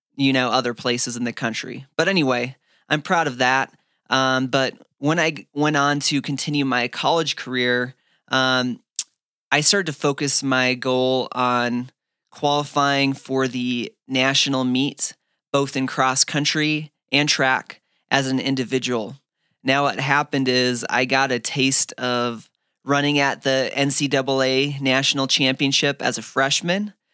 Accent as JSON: {"language": "English", "town": "Fargo", "region": "North Dakota", "country": "United States", "tie": "born or raised there", "also_born_or_lived": "Phoenix, Arizona", "moved": "yes", "lives_now": "Flagstaff, United States", "said": "growing up in Fargo, North Dakota"}